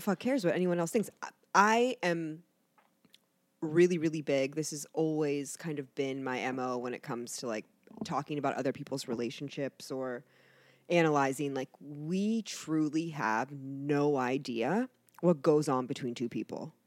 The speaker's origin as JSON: {"language": "English", "town": "Canton", "region": "Ohio", "country": "United States", "tie": "born or raised there", "also_born_or_lived": "New Jersey / Florida", "moved": "as an adult", "lives_now": "Cincinnati, United States", "said": "I pretty much grew up in Canton. That's where I say that I'm from, Canton."}